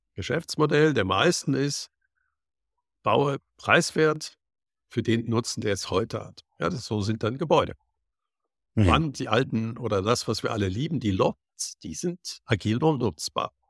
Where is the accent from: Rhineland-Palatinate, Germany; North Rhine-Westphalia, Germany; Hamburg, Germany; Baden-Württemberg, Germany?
North Rhine-Westphalia, Germany; Cologne; ich bin in Köln aufgewachsen